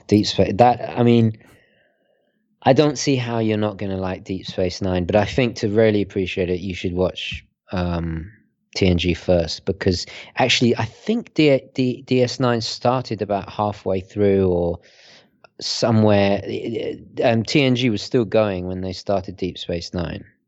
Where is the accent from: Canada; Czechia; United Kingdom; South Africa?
United Kingdom; also born or lived in Italy; I'm, I'm British Italian